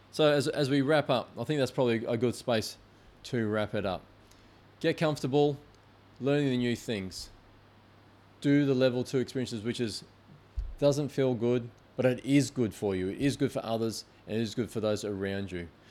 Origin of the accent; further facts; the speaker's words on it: Queensland, Australia; moved away; I'm from Queensland.